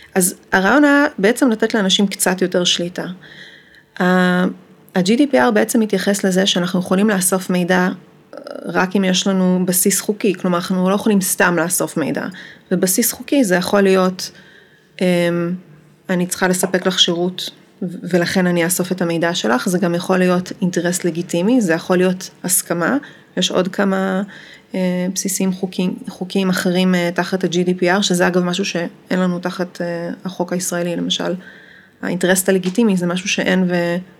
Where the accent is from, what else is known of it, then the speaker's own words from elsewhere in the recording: Amsterdam, North Holland, Netherlands; moved away as an adult; now in Israel; אני גרתי באמסטרדם מגיל שמונה, ועשיתי שם אה, תואר ראשון ותואר שני, ואחרי התואר השני אה, עליתי לארץ